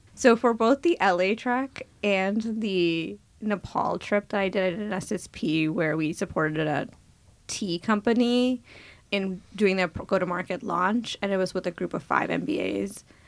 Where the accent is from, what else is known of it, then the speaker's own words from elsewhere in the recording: New Jersey, United States; also born or lived in India; I grew up in New Jersey, was born in India